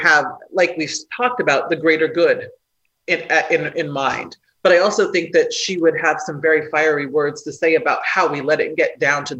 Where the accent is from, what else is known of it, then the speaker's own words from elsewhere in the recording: Nebraska, United States; I'm from Nebraska